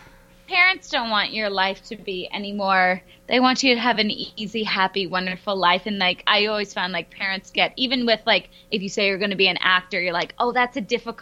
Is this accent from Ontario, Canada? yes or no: yes; Stratford, Ontario, Canada; I'm from Stratford, small town.